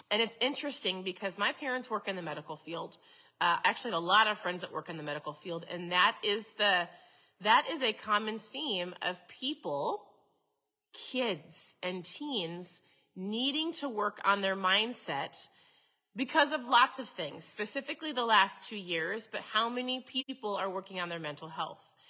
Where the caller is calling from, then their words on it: Minnesota, United States; so I'm tuning in from Minnesota.